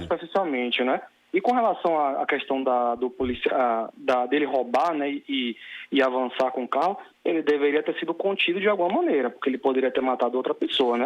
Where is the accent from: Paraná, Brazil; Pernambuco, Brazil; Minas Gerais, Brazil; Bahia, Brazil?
Bahia, Brazil; Salvador; sou de Salvador, Bahia